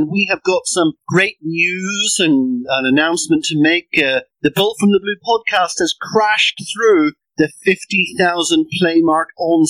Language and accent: English; Northern Ireland, United Kingdom; I'm a Northern Irishman, but when it suits me, obviously I'm a British Irishman